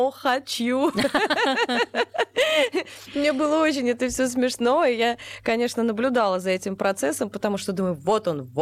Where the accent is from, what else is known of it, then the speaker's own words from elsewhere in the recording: Krasnodar, Krasnodar Krai, Russia; Вот, мы из Краснодара.